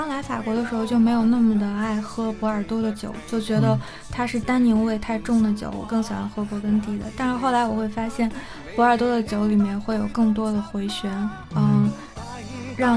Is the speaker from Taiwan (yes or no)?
no; Shandong, China; 我长大的地方是不吃辣的，我们那边喜欢吃酱油味